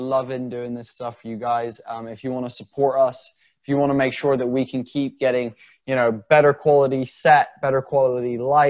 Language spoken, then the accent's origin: English; England, United Kingdom; we're English guys doing this podcast out of the UK